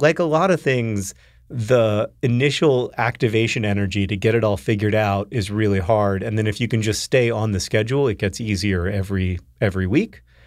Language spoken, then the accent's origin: English; the South, United States; growing up in the South